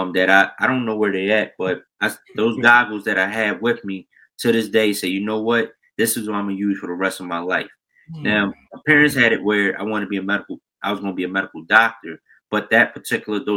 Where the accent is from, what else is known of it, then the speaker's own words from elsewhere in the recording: Philadelphia, Pennsylvania, United States; also born or lived in Chicago; I'm from North Philadelphia originally. Born in Chicago, raised in Philly all my life